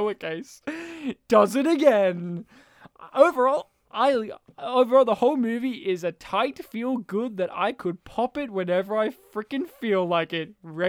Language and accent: English; Serbia; That's what we call her in my family, because I'm from Serbia.